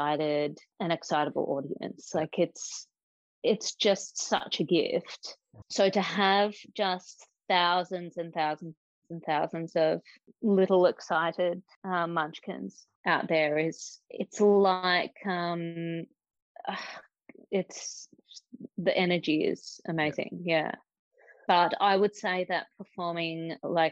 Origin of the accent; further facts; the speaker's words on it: Geelong, Victoria, Australia; I am from Geelong